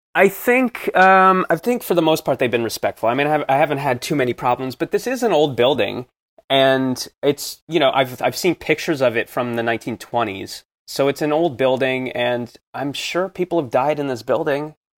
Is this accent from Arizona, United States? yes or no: no; New Jersey, United States; I grew up in New Jersey, in, close to the city